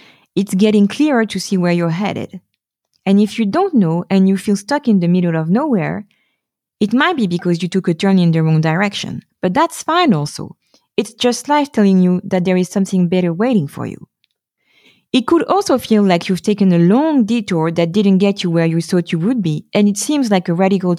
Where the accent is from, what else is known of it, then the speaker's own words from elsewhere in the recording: Paris, Île-de-France, France; moved away as an adult; now in Stockholm, Sweden; I was forced to start over in my hometown